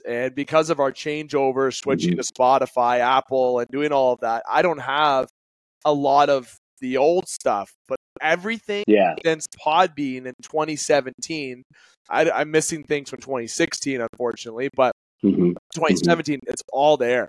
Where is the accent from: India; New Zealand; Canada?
Canada; I'm a Canadian, so I'm not going to get into the money side of things